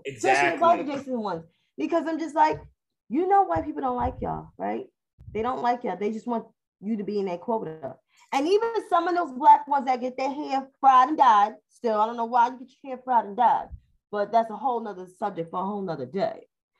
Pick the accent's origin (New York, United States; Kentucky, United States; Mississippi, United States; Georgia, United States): New York, United States; New York City; I grew up in New York City